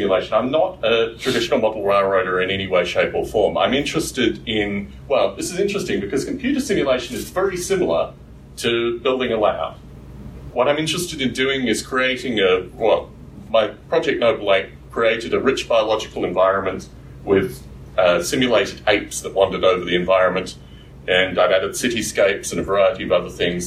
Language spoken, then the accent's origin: English; Canberra, Australian Capital Territory, Australia; moved away; also born or lived in Adelaide, South Australia; I was born in Adelaide in South Australia, and I was raised in Canberra